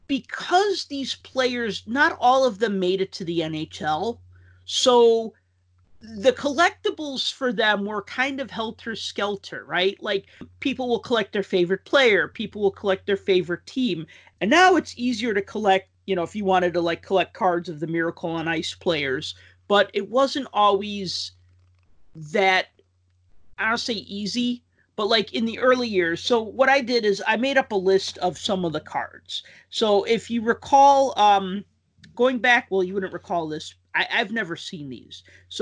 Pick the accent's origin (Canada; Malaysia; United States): United States; being an American